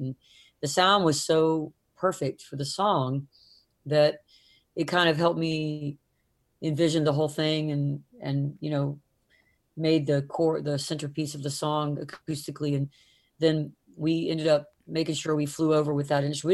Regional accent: the South, United States; growing up in the South

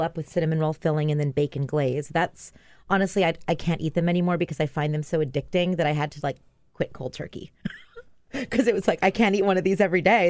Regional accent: Maui, Hawaii, United States; moved away as an adult; also born or lived in New York; I grew up in Hawaii

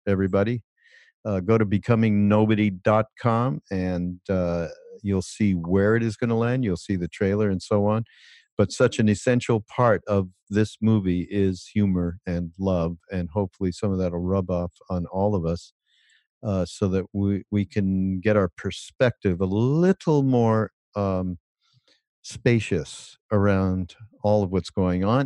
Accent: Quebec, Canada; now in United States; Je suis, je viens de Quebec. Je suis Québécois

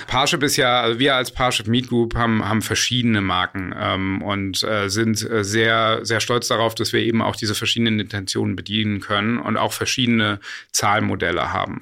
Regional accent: Berlin, Germany; also born or lived in United States; ich bin auch Berliner und wir sitzen ja gerade hier in Berlin.

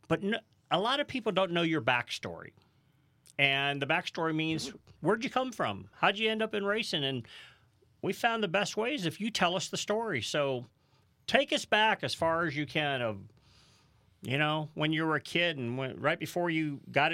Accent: St. Louis, Missouri, United States; we grew up in the St. Louis, Missouri area

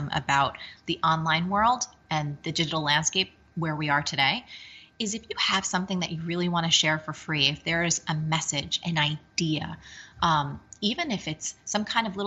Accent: New Jersey, United States; I'm from Jersey

